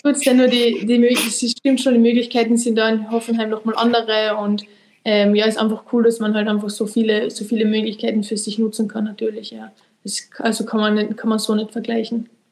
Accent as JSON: {"language": "German", "country": "Austria", "said": "bei uns in Österreich"}